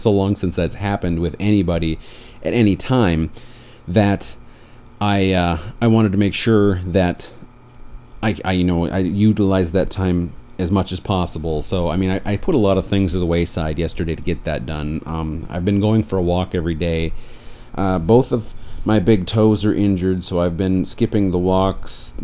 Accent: Beulah, North Dakota, United States; now in Portland, United States; Both my wife and I were raised in Beulah, North Dakota

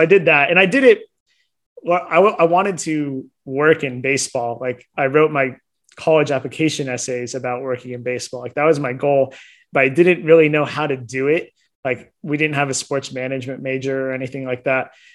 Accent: Cupertino, California, United States; I grew up in Cupertino, California, which is like the heart of Silicon Valley

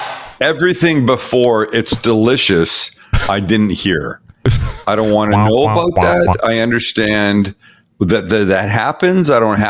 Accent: Canada; now in United States; my first year as an American. Every other 4th of July that we've spent together, if the show has fallen on a 4th of July, I have been a Canadian.

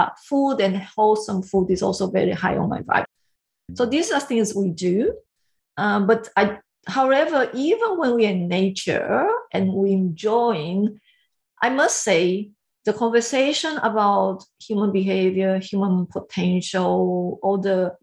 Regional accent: Brazil; English is a second language; moved away as an adult; also born or lived in Taiwan; now in Sydney, Australia; I grew up in Brazil

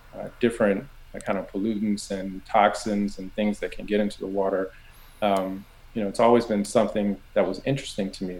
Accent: Southern California, United States; I grew up in Southern California

